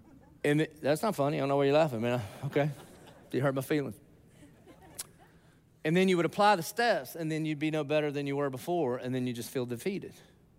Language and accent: English; the South, United States; I'm from the South.